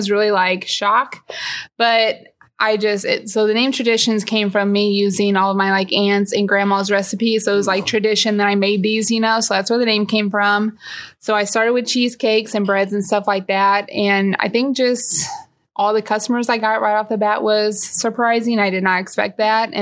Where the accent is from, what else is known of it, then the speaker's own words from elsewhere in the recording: Alton, Illinois, United States; I did grow up in Alton. Have lived here my whole life.